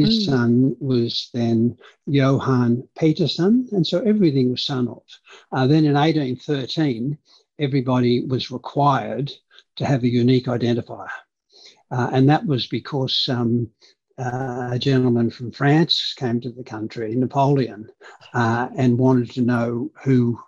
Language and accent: English; Hornsby, New South Wales, Australia; English is a second language; also born or lived in Canberra; now in Sydney, Australia; we grew up in Hornsby